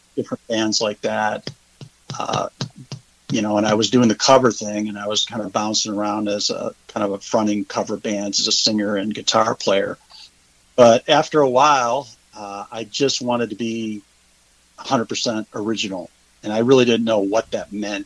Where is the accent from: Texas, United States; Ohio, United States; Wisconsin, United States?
Ohio, United States; Cleveland; moved away as an adult; also born or lived in Georgia / Kentucky; now in Hilton Head Island, United States; I'm originally from Cleveland, Ohio